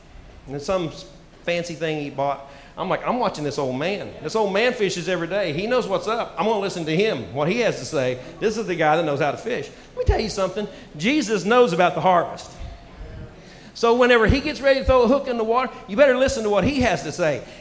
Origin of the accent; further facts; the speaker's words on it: United States; moved away; also born or lived in Tulsa, Oklahoma; I grew up on Lake Texoma